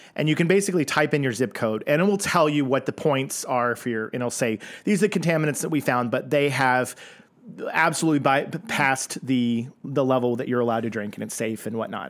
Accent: Oklahoma, United States; I'm from Oklahoma

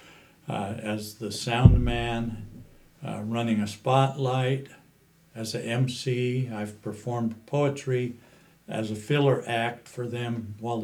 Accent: Utah, United States; also born or lived in Moab, Utah / California / Hawaii; now in Mesquite, United States; I came from Utah

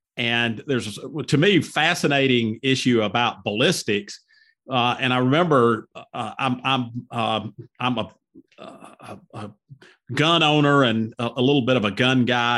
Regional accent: Cedartown, Georgia, United States; I grew up in Cedartown, Georgia

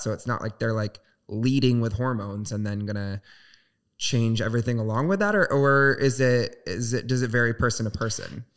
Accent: Southwest Michigan, United States; moved away; I'm from Southwest Michigan, uh, so very small town religious

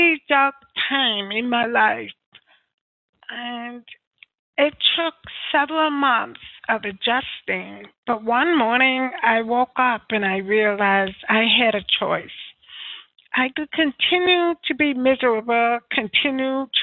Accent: United States; I am from the United States, soon to move to New York

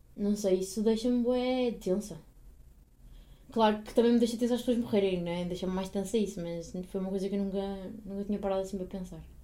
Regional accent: Portugal

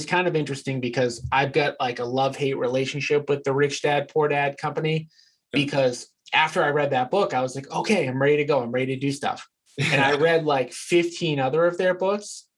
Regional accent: Revere, Massachusetts, United States; I grew up in Revere, which, some of my listeners might know where it is, but it's basically just an area outside of Boston.

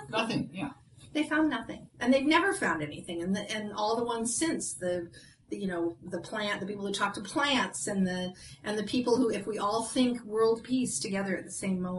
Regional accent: Ireland; well, I'm Irish, so

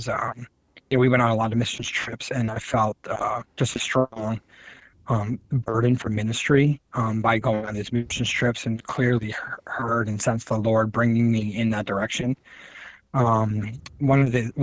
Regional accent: Attleboro, Massachusetts, United States; also born or lived in Rehoboth, Massachusetts; I moved there when I was 10, and then graduated high school there. So middle school and high school primarily. And so that's where also our church was, and where I got involved in church and youth group and got saved in that church. And so I usually tell people I grew up in Attleboro, Massachusetts

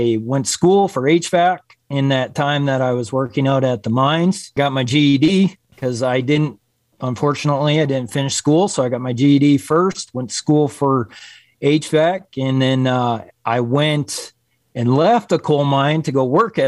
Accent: Wisconsin, United States; moved away as an adult; now in Gillette, United States; I'm originally from Wisconsin. I moved here to Wyoming when I was 19, almost 20 years old

